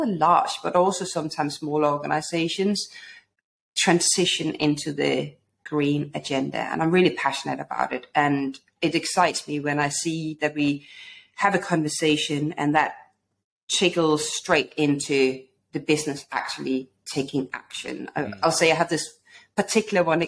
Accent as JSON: {"language": "English", "country": "Denmark", "moved": "as an adult", "lives_now": "London, United Kingdom", "said": "when I moved to London, I'm originally from Denmark"}